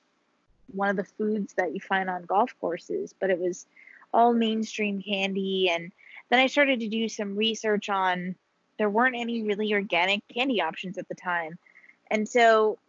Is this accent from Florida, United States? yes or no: no; Hudson River Valley, New York, United States; I grew up in the Hudson River Valley region of New York, which is about an hour and a half, hour and 45 north of New York City